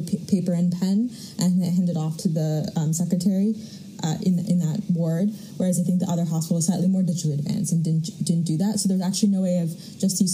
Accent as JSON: {"language": "English", "town": "Princeton", "region": "New Jersey", "country": "United States", "tie": "born or raised there", "also_born_or_lived": "London", "moved": "yes", "said": "where I grew up in Princeton, New Jersey"}